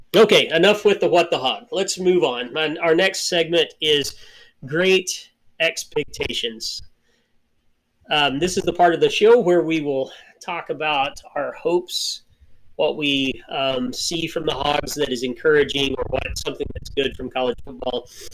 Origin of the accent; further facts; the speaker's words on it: Arkansas, United States; we're from Arkansas.